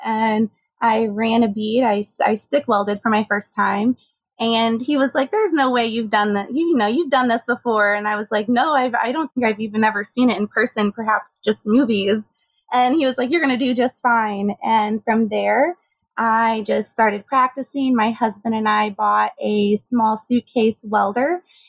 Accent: Junction City, Kansas, United States; born there; So I grew up as an army brat. As they say, my father was in the army. So he was stationed in Junction City, Kansas when I was born.

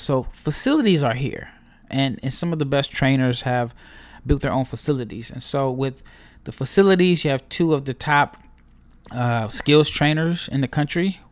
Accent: Omaha, Nebraska, United States; now in Dallas, United States; I am not from Dallas. I'm from Omaha, Nebraska, but I've been in Dallas for the most part since two thousand four

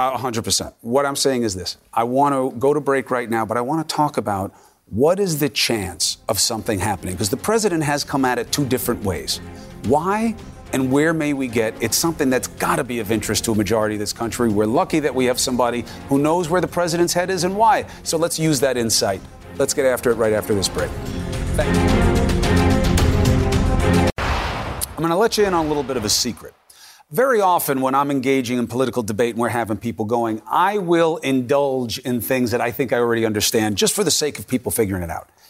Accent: New York City, New York, United States; growing up in Queens where, you know, we all knew Jewish people, Christian people

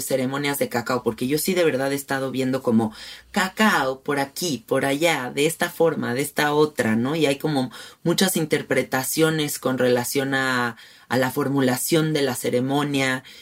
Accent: Mexico City, Mexico; yo, por ejemplo, que soy muy de la Ciudad de México, que soy muy rata de ciudad

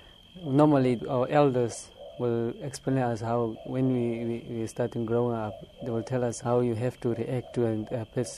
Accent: Namibia; I'm from Namibia.

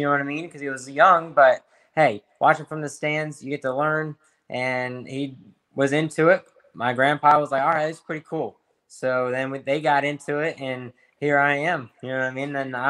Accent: North Carolina, United States; I'm born and raised in North Carolina.

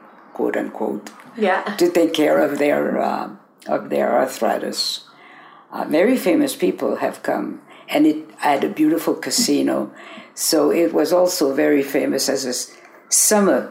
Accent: Paris, Île-de-France, France; now in San Francisco, United States; I was born in Paris, France

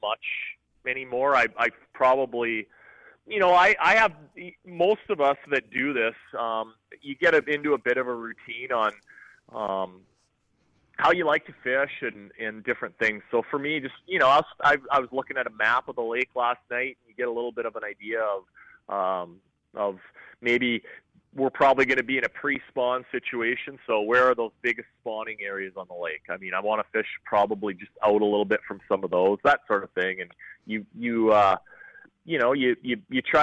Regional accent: Lake of the Woods, Ontario, Canada; growing up on Lake of the Woods, I had access to fishing and being on the water

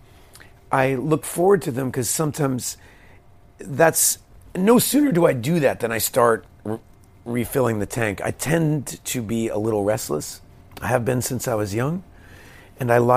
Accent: Fort Worth, Texas, United States; We're from Fort Worth, Texas

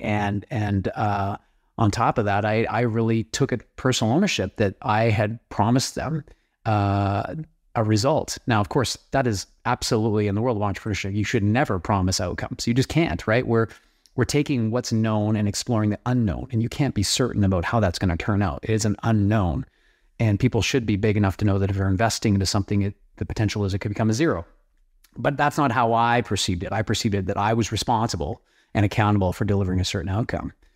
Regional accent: Canada; where I was born and raised in Canada um, is known for agriculture and oil.

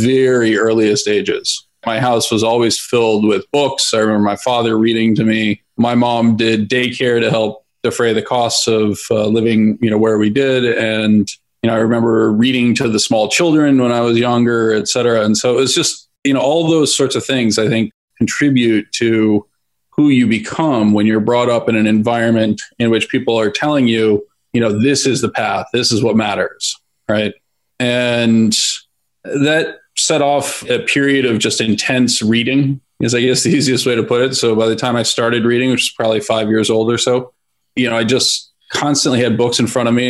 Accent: outside San Francisco, Northern California, United States; I grew up in Northern California on a small farm outside of San Francisco

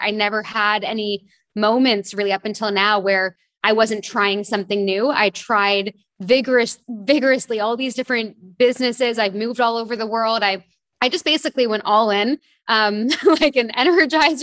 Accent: Toronto, Ontario, Canada; moved away as an adult; also born or lived in London / France; now in Bahamas; I grew up in Toronto, Canada.

